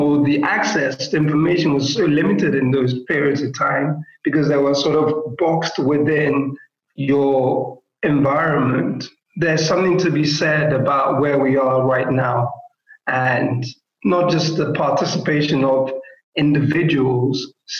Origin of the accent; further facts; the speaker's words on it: Lagos, Nigeria; oh, I'm Nigerian, therefore, like how I'm responding to this question only has to be about the context of living in Lagos Island and having some sort of historical tie to that place